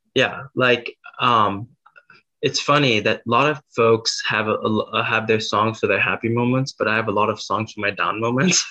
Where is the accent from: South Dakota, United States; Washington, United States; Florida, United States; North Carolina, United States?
South Dakota, United States; I was born in South Dakota